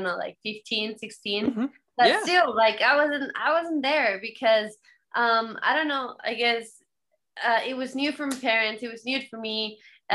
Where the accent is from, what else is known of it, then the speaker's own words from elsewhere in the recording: Morelos, Mexico; I'm from Morelos, which is 2 hours south of Mexico City